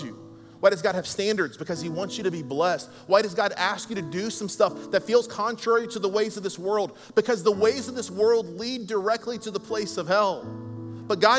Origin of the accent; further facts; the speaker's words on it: United States; I'm an American, America